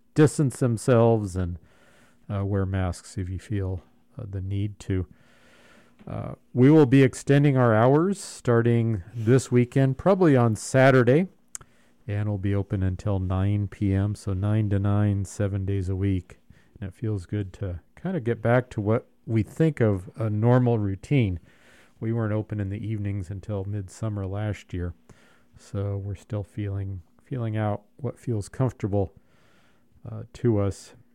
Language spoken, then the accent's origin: English; Southern California, United States; moved away; growing up in Southern California, I went to the beach a lot.